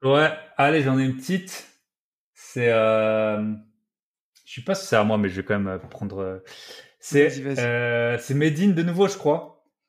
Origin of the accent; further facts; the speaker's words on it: Alsace, Grand Est, France; accent: Alsatian; moved away as an adult; j'adore rentrer en France. Et, euh, et surtout en Alsace, voilà, c'est pour ça que, que j'ai l'accent